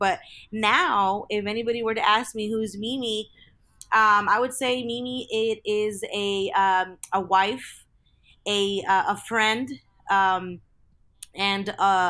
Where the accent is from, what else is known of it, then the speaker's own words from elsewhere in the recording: California, United States; I am born and raised in Southern California. And growing up, I from a very young age, I remember going to church with my parents.